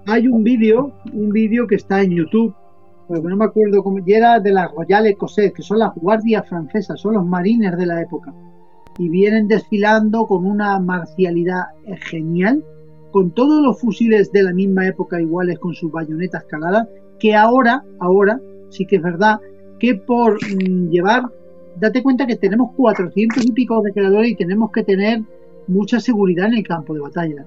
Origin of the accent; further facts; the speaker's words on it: Spain; también soy español